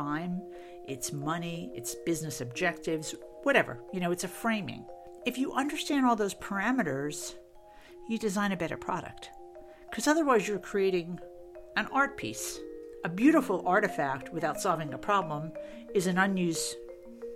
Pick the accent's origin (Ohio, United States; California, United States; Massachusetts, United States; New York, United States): New York, United States; New York City; moved away as an adult; also born or lived in Boston; now in Austin, United States; I'm originally from New York City. I grew up in Queens, New York, many years ago.